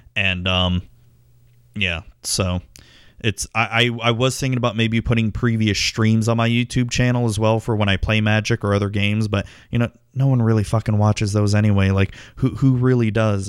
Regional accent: Tampa, Florida, United States; my hometown sports teams, the Tampa Bay Buccaneers and the Tampa Bay Devil Rays

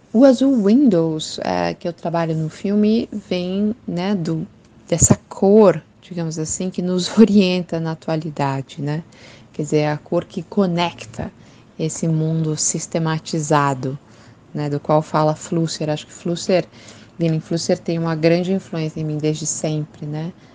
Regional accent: Curitiba, Paraná, Brazil; sou de Curitiba, moro em Curitiba nesse momento

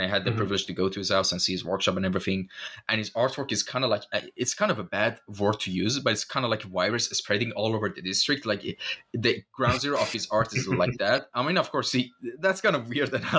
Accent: Shiraz, Fars, Iran; moved away; back in my hometown, in the old districts of, like, you know, Zandia Street of Shiraz

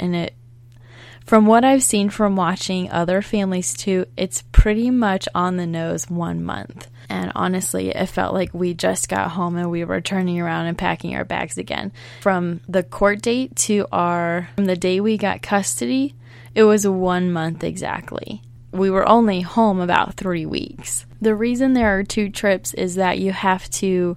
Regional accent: Baltimore, Maryland, United States; we're from Baltimore, Maryland

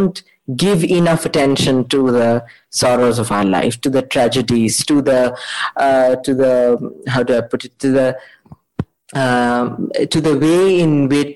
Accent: Mysore, Karnataka, India; I'm from Mysore

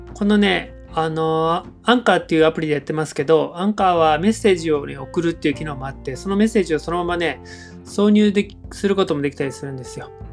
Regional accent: Yokohama, Kanagawa, Japan; moved away as an adult; now in Sasebo, Japan; 僕の出身は神奈川県の横浜なんですけれども

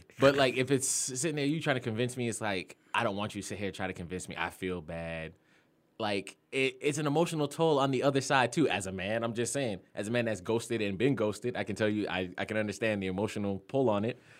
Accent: Florida, United States; now in Atlanta, United States

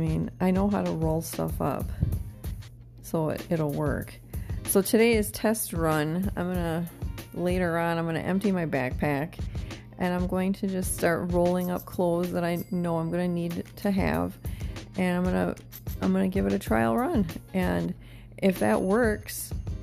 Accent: Wisconsin, United States; moved away; I'm investing in future business dealings in my home state

